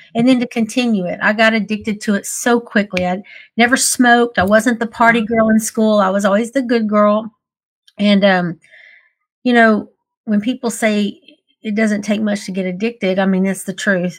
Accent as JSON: {"language": "English", "region": "Texas", "country": "United States", "tie": "born or raised there", "said": "I grew up in the Texas beauty pageant system."}